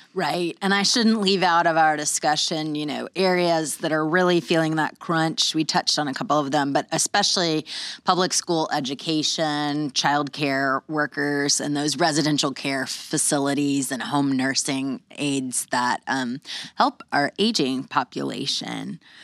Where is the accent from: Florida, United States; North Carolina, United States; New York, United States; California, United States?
Florida, United States; Pensacola; moved away as an adult; my hometown